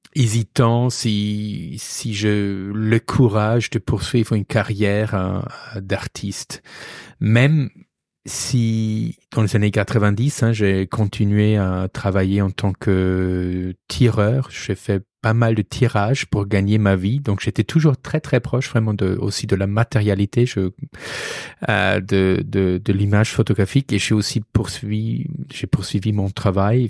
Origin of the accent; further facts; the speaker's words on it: Regensburg, Bavaria, Germany; accent: German; French is a second language; moved away as an adult; also born or lived in Arles, France; now in Paris, France; on va entendre que je suis d'origine allemande. Je viens du sud de l'Allemagne, de Ratisbonne, sur le Danube.